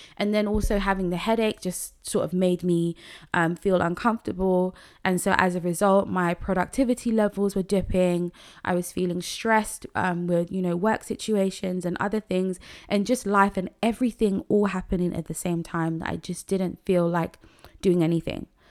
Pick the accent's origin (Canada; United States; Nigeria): Nigeria; I'm a Nigerian woman